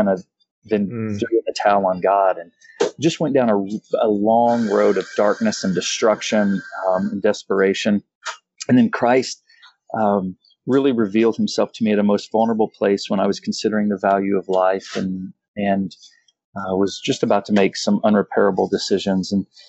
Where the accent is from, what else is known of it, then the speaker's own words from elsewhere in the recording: Kansas, United States; I actually came from a I'm from Kansas. However, the first 8 years of my life, I had like 11 different addresses.